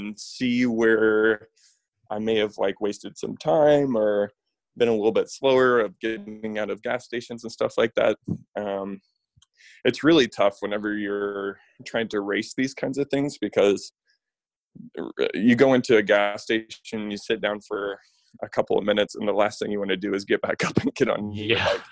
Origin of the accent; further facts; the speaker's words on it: Kansas, United States; I grew up in Kansas, I grew up maybe a little bit over an hour away from Emporia, Kansas.